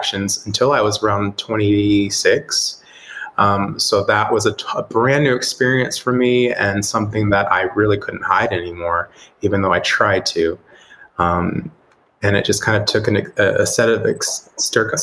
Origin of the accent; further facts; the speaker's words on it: Texas, United States; I originally from Texas, so I grew up in Texas in a very conservative home